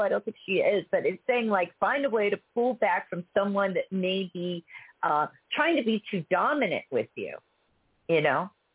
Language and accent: English; Pittsburgh, Pennsylvania, United States; now in Texas, United States; I grew up in Pittsburgh